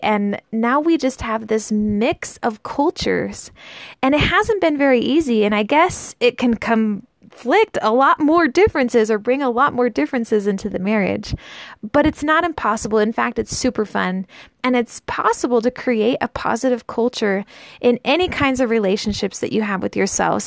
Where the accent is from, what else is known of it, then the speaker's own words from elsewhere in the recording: United States; I grew up in the United States in a pretty normal family